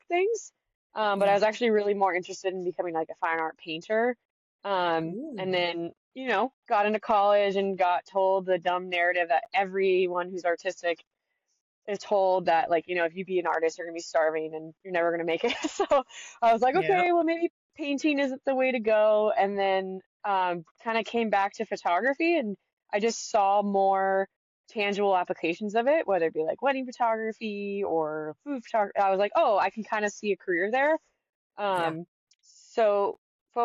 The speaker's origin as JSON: {"language": "English", "region": "Northern California", "country": "United States", "tie": "born or raised there", "also_born_or_lived": "Truckee / Jackson, Wyoming", "moved": "as an adult", "lives_now": "Massachusetts, United States", "said": "I grew up in Northern California"}